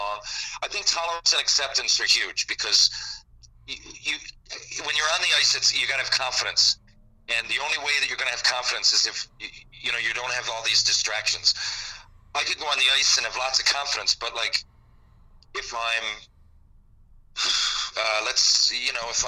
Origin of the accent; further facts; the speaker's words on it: Newfoundland and Labrador, Canada; I was from Newfoundland.